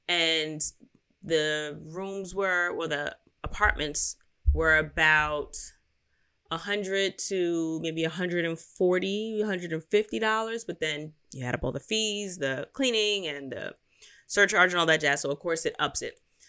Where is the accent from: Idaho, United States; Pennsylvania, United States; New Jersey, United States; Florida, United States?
Pennsylvania, United States; Philadelphia; So I don't know if it's City Center or Center City, because I'm from Philly.